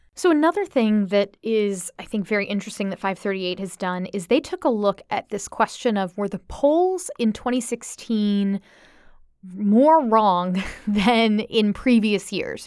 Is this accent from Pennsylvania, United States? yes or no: no; Florida, United States; I'm from Florida